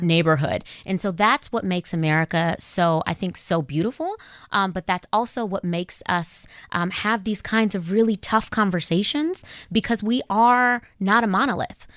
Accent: Inglewood, California, United States; moved away as an adult; also born or lived in South Africa; I grew up in Inglewood in South Central California

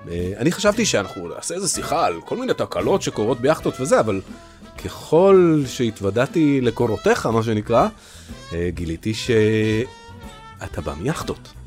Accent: Caracas, Capital District, Venezuela; Hebrew is a second language; now in Israel; אני נולדתי בקרקס ובוונצואלה.

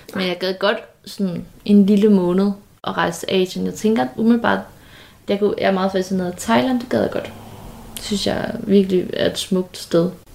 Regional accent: Nyborg, Southern Denmark, Denmark; moved away; da vi havde kattet hjemme i Nyborg, som vi stadigvæk har

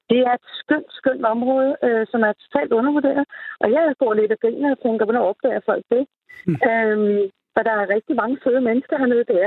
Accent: Frederiksberg, Capital Region of Denmark, Denmark; moved away as an adult; now in Lolland, Denmark; Og jeg er flyttet fra Frederiksberg til Lolland, øhm, hvor jeg har boet på Frederiksberg hele mit liv

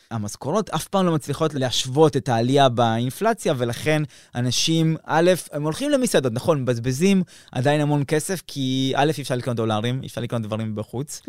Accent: Argentina; moved away; כשאני נולדתי שם

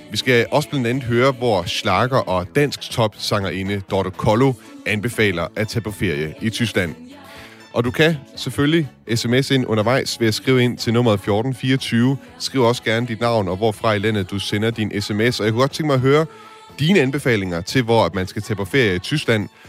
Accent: Denmark; now in Meissen, Germany; Jeg kommer selvfølgelig fra Danmark. Det er som bekendt temmelig fladt

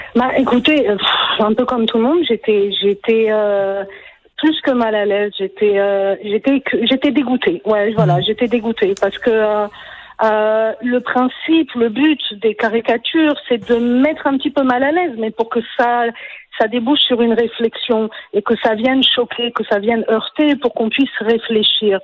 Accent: France; moved away as an adult; also born or lived in Quebec; now in Israel; j'ai quitté la France, j'ai pas quitté le Québec, j'ai décidé de m'installer en Israël

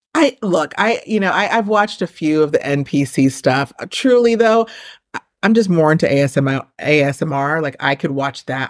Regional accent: New York, United States; I'm from New York where it's, like, everyone who just kinda, like, looks like me is Puerto Rican.

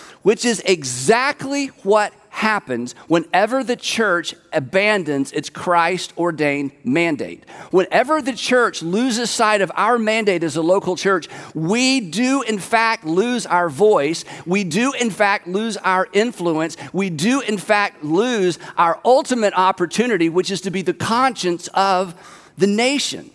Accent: United States; I'm an American

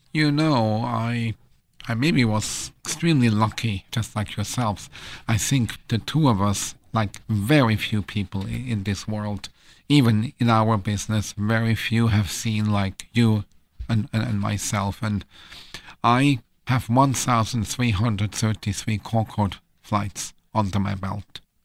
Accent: Switzerland; moved away; I'm from Switzerland

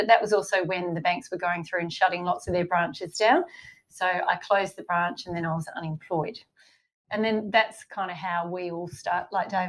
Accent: Katanning, Western Australia, Australia; also born or lived in Kojonup, Australia / Perth, Australia; I was born in ag. I grew up between Katanning and Kojanup, so I'm a fifth generation farming. I went to school in Katanning right through up to high school.

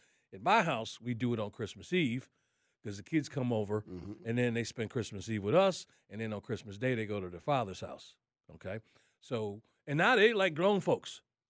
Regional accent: Atlanta, Georgia, United States; I said, we came up here from Atlanta.

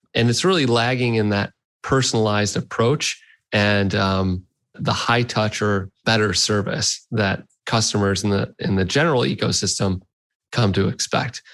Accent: Detroit, Michigan, United States; I grew up in Detroit area. I was born in Detroit, and uh, I grew up here.

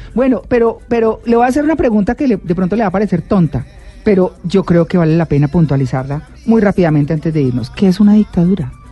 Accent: Santanderes, Colombia; moved away; also born or lived in Pamplona; que llegué a los Santanderes y crecí allá un tiempo y me fui de los Santanderes

